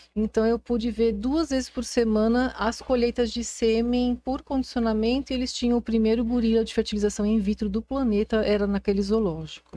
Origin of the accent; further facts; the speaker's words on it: São Paulo, Brazil; sou sempre fui nasci em São Paulo e sou de São Paulo